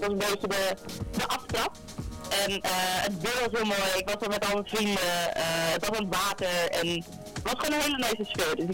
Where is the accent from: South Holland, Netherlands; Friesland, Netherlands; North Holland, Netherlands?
Friesland, Netherlands; ik kom zelf uit Friesland, dus dat dat ook heel dichtbij was.